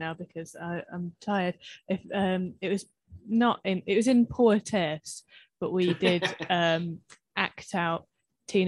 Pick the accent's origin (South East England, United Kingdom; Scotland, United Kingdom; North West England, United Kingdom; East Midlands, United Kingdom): North West England, United Kingdom; Manchester; South, Manchester.